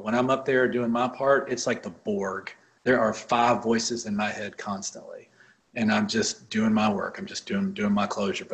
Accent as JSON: {"language": "English", "region": "Mississippi", "country": "United States", "moved": "yes", "lives_now": "Nashville, United States", "said": "I'm from Mississippi"}